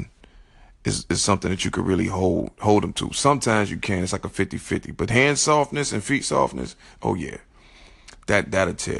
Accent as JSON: {"language": "English", "town": "Chicago", "region": "Illinois", "country": "United States", "said": "I'm from Chicago"}